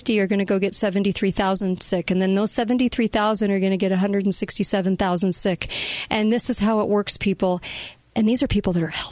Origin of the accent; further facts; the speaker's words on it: United States; I'm an American